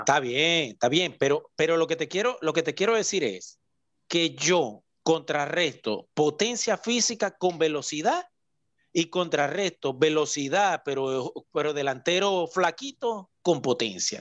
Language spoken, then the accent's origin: Spanish; Venezuela; nosotros como venezolanos